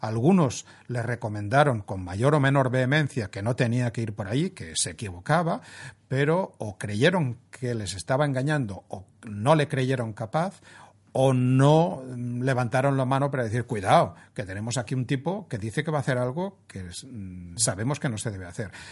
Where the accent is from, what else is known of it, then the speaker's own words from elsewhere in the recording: Spain; siendo españoles